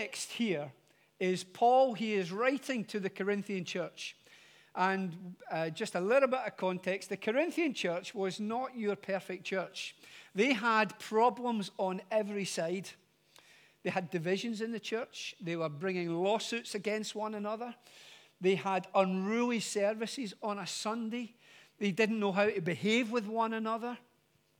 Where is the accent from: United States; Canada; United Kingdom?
United Kingdom; Glasgow, Scotland; moved away; I am originally from Glasgow. And from Glasgow, narrowing it down even more, from a place called the Gorbals.